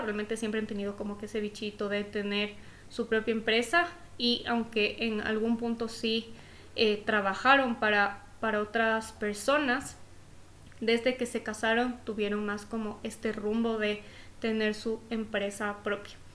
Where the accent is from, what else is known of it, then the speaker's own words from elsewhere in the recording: Ecuador; haber podido empezar mi vida desde chiquita en un colegio privado en Ecuador, en mi país